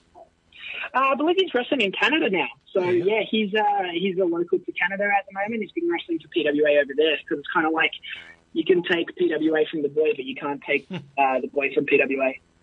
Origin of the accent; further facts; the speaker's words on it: Australia; cement myself as an Australian wrestler and represent our country